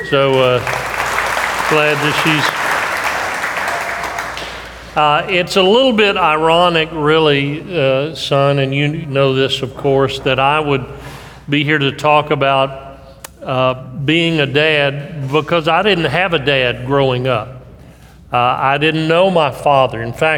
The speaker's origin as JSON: {"language": "English", "region": "Tokyo", "country": "Japan", "tie": "born there", "said": "And I was born in Tokyo, Japan."}